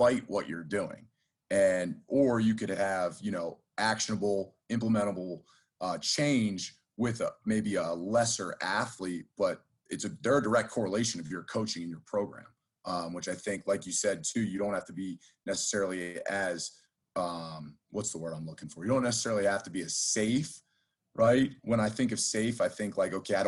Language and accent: English; 20 minutes west of Villanova, Pennsylvania, United States; moved away as an adult; I'm actually back in my hometown